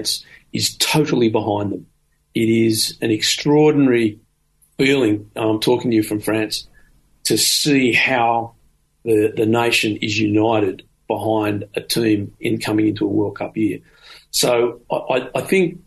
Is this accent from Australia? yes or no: yes; Australia; as an Australian.